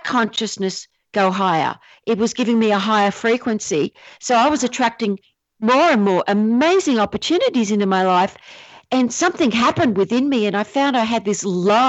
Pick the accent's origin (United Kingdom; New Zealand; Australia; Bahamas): Australia; also born or lived in Asia; now in San Diego County, United States; I'm Australian